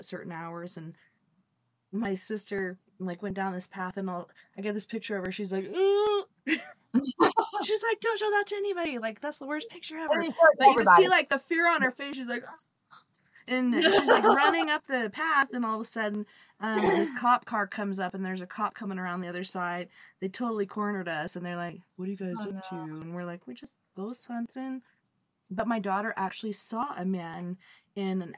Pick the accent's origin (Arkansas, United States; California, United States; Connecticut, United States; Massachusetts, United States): Arkansas, United States; moved away; When I went back to Arkansas to visit, that's where I was born, was Arkansas